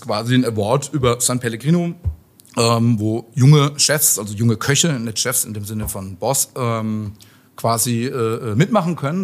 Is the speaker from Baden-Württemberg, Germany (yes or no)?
yes; Mosbach, Baden-Württemberg, Germany; moved away as an adult; also born or lived in Heidelberg / Mannheim; now in Darmstadt, Germany; Eigentlich Baden-Württemberg, von der anderen Seite vom Odenwald